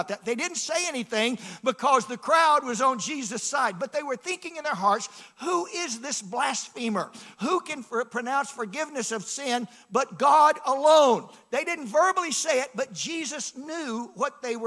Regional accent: Atlanta, Georgia, United States; I grew up in Atlanta

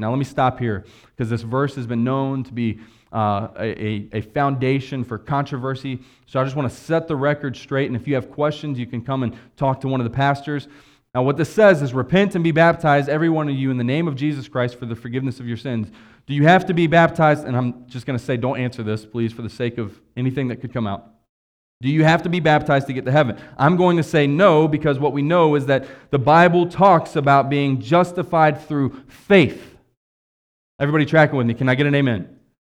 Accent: West Virginia, United States; moved away; I'm from West Virginia.

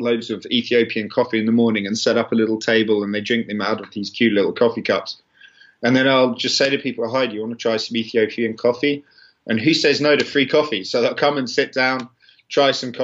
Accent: Kent, South East England, United Kingdom; also born or lived in London; we lived in Kent, which is called the Garden of England

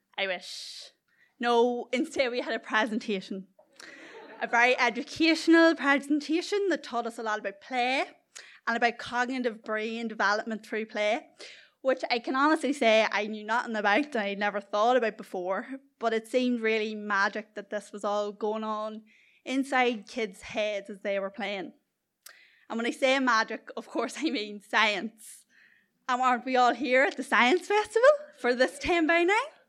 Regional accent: South Armagh, Northern Ireland, United Kingdom; accent: culchie; I come from the beautifully scenic middle of nowhere, South Armagh

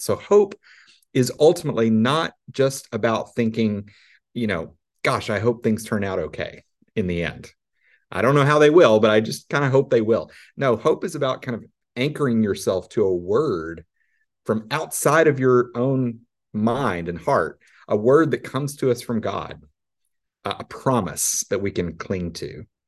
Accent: Arkansas, United States; I'm from Arkansas

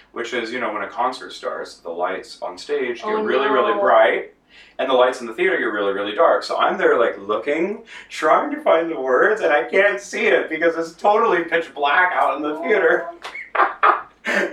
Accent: outside of Los Angeles, Southern California, United States; I grew up in Southern California outside

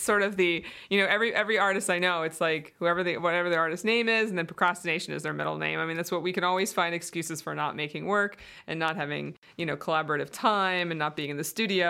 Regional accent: Colorado, United States; Yeah, I mean, I came from Colorado, and I used to remember just taking like 2-3 hour hikes and then coming home and writing on the weekends after my job all week

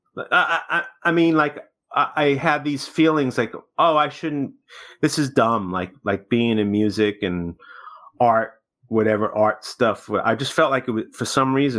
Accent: New York City, New York, United States; I was born in Brooklyn

